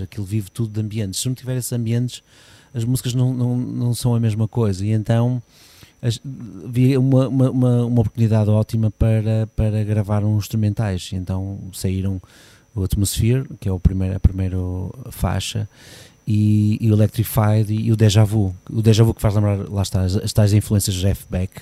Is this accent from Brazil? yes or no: no; Porto, Norte, Portugal; now in Gondomar, Portugal; nasci no Porto, sim. Nasci em casa.